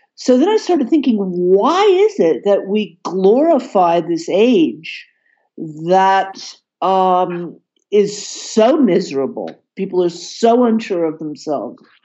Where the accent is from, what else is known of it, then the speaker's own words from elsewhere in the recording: Atlanta, Georgia, United States; moved away as an adult; now in Berlin, Germany; I was born in Atlanta, Georgia, but have spent most of my adult life in Berlin